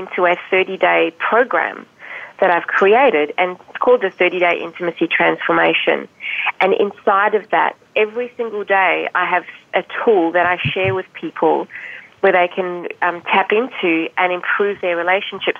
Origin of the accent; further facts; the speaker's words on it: South Africa; moved away; I don't know if you've picked up my accent. For most people, they don't pick it up. I'm actually from South Africa. I was born there.